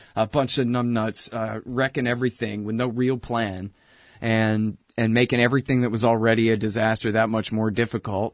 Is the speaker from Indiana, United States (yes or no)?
no; Texas, United States; I'm from Texas.